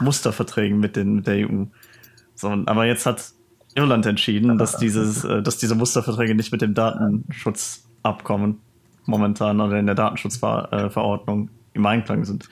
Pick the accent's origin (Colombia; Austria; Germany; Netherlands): Netherlands; mir als Holländer